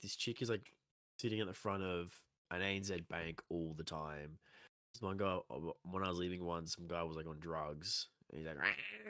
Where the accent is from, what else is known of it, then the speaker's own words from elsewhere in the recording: Australia; why are we so over the top Australian